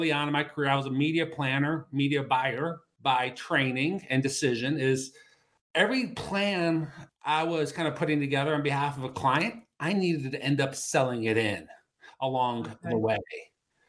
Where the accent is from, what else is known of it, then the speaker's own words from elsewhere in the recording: Cleveland, Ohio, United States; moved away as an adult; also born or lived in Denver; we came back here to Cleveland, which is my hometown